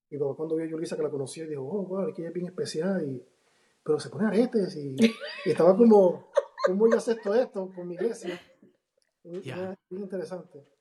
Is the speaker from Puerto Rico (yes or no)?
yes; Río Piedras, Puerto Rico; Bueno, yo, vengo más de un contexto diferente, porque nací en Puerto Rico, hijo de pastor. Me crié en un sector que es un poquito peligroso, en Río Piedra, Puerto Rico.